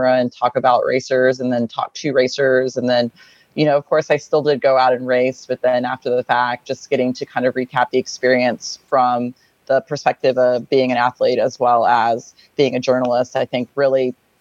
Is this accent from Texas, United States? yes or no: yes; just north of Austin, Texas, United States; now in Austin, United States; I grew up just north of Austin, so about an hour north of Austin.